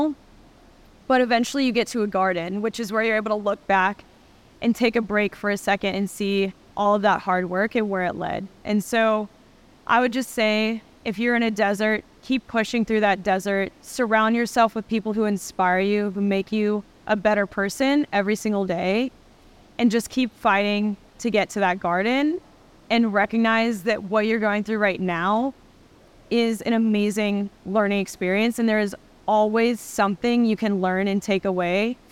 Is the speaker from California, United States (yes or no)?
no; Texas, United States; I'm from Texas